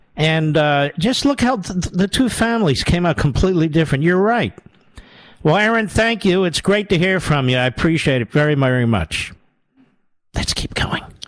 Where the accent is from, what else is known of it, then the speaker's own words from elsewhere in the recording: Pennsylvania, United States; I'm from Pennsylvania, yes. I've spent more time in Pennsylvania than he has.